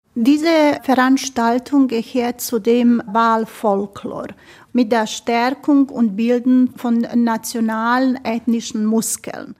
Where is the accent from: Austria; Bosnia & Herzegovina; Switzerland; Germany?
Bosnia & Herzegovina; Ich bin ja eine Bosnierin und Herzegowinierin